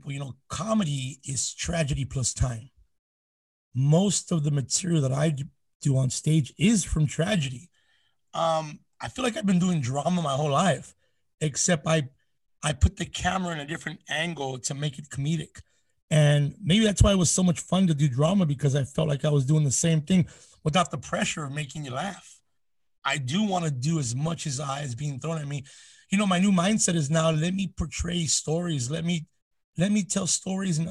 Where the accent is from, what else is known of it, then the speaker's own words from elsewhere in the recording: Southeast Los Angeles County, California, United States; I'm from the area we call Sela, SELA, which is Southeast Los Angeles County